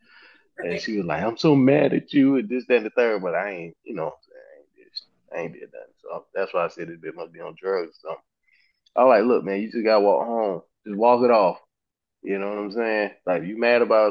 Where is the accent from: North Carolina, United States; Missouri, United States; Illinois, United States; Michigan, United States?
North Carolina, United States; I'm from North Carolina